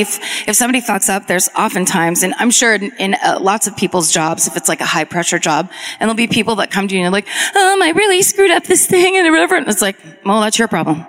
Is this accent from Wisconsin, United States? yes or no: no; near Santa Rosa, California, United States; Santa Rosa, which is right by my hometown